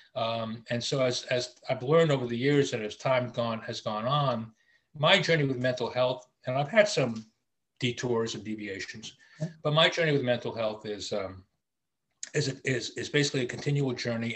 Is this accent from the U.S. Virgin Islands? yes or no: yes; Charlotte Amalie, U.S. Virgin Islands; I grew up in the Virgin Islands in the Caribbean in, in St. Thomas.